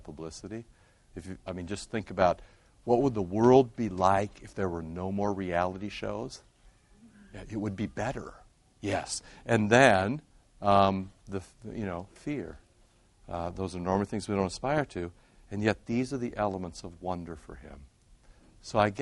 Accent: Iowa, United States; moved away; growing up in Iowa

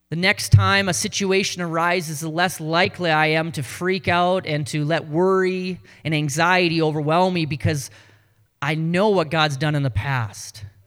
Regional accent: North Dakota, United States; accent: Canadian; now in Ames, United States; I'm from North Dakota, Southern Canada

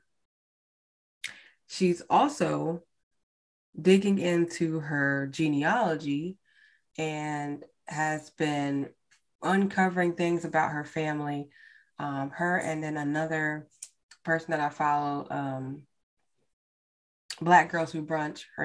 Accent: United States; as American, as Black people in America

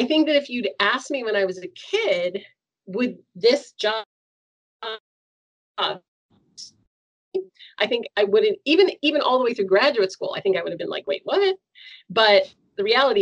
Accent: Seneca, New York, United States; now in Toronto, Canada; We grew up in Seneca, in Western New York

